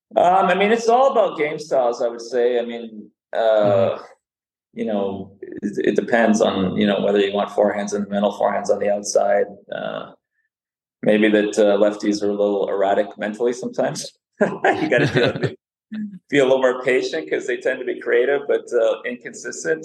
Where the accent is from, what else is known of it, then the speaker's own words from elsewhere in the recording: Canada; first language Serbian; also born or lived in Serbia; I moved from Serbia to Canada in 1976. I was four, uh, only spoke Serbian